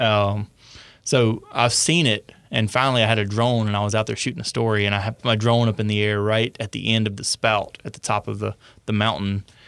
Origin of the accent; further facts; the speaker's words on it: North Louisiana, United States; I'm a redneck from North Louisiana